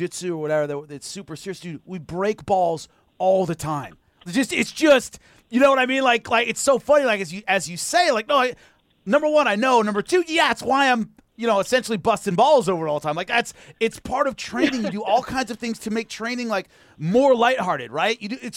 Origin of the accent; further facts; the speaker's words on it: Long Beach, California, United States; I'm from Long Beach, California